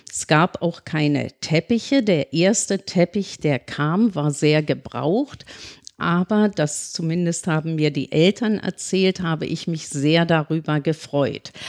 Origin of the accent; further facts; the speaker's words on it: Berlin, Germany; Ich bin in Tempelhof zur Schule gegangen. Zunächst einmal in die Grundschule. Und wir lebten in der Nähe vom äh, Attila-Platz.